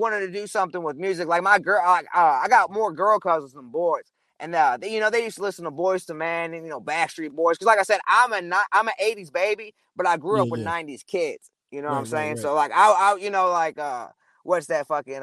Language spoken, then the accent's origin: English; St. Louis, Missouri, United States; we're from St. Louis